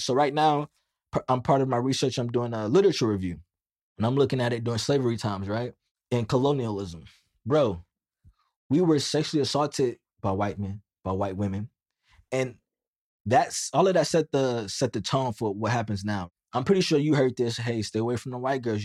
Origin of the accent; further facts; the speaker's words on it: United States; I'm Black American